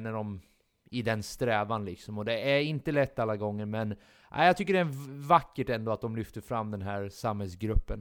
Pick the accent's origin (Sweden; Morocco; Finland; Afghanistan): Sweden; vi är svenskar